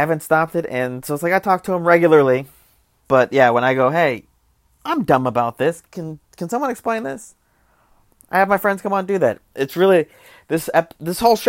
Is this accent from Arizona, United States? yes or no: yes; Arizona, United States; now in Los Angeles, United States; I'm from Arizona